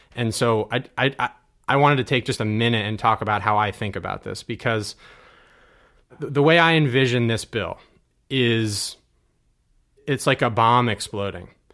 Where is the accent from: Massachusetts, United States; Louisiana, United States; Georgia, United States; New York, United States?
New York, United States; Hurley; this is the town that I was born and raised in. Uh, even though I went to Kingston High School, I'm actually from Hurley